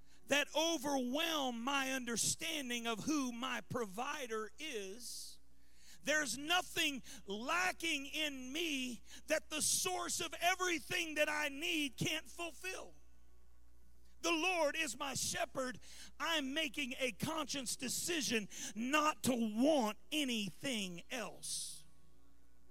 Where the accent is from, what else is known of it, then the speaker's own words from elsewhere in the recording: Baton Rouge, Louisiana, United States; moved away; also born or lived in California; I moved here from California, but I grew up in Baton Rouge, and we lived through a few hurricanes growing up